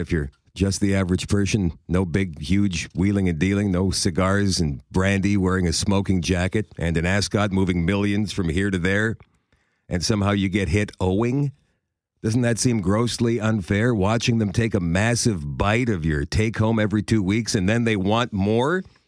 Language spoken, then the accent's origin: English; Canada